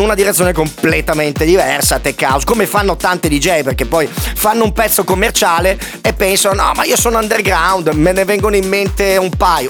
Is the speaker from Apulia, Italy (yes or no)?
yes; Apulia, Italy